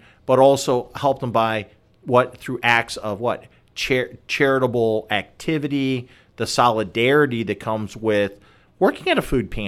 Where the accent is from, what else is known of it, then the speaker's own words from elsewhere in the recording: Chicago, Illinois, United States; I grew up in and around Chicago